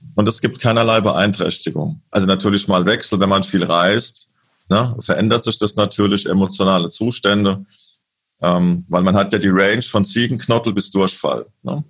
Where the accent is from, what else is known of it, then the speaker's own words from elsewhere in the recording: Lorsch, Hesse, Germany; moved away; in meiner alten Heimatstadt Lohr